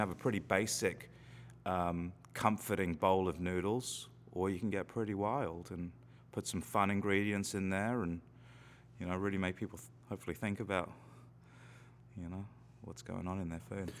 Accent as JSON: {"language": "English", "region": "London", "country": "United Kingdom", "tie": "born or raised there", "moved": "yes", "lives_now": "Salem, United States", "said": "I grew up in London, which is probably 50, 60 miles away from the coast"}